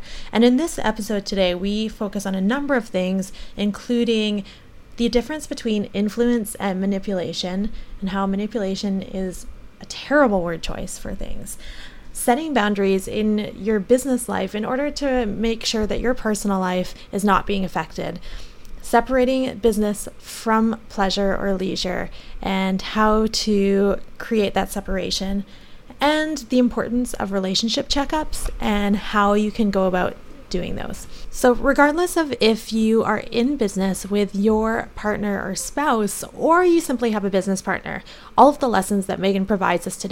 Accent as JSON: {"language": "English", "country": "Canada", "said": "I'm from Canada"}